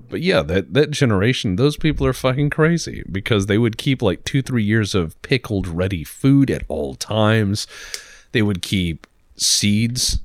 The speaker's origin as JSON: {"language": "English", "region": "Texas", "country": "United States", "said": "I'm from Texas"}